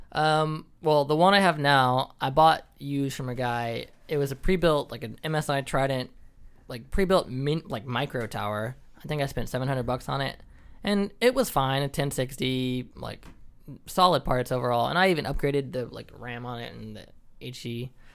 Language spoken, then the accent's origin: English; Dallas, Texas, United States; now in Dallas, United States; I'm from Dallas, and so we're based in Houston